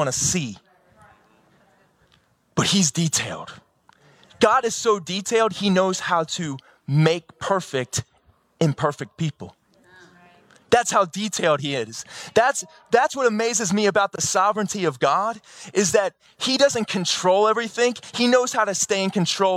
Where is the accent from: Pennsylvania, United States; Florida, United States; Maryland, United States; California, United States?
Maryland, United States; Baltimore; I'm from Baltimore